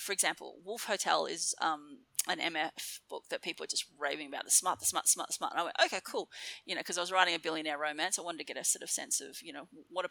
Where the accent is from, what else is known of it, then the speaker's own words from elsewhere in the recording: Darwin, Northern Territory, Australia; moved away as an adult; also born or lived in Mount Gambier, South Australia / Melbourne, Victoria; I grew up in Darwin, which was feral.